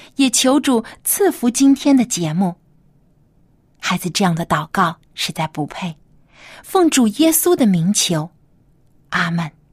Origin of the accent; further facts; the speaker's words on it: China; 是我们中国人最喜欢的汉字之一